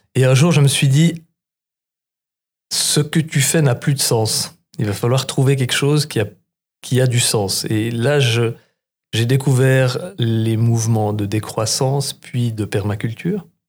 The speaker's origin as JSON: {"language": "French", "town": "Reconvilier", "region": "Bern", "country": "Switzerland", "tie": "born or raised there", "said": "j'ai grandi dans le Jura bernois dans un village que Couleur 3 a rendu célèbre qui s'appelle Reconvilliers"}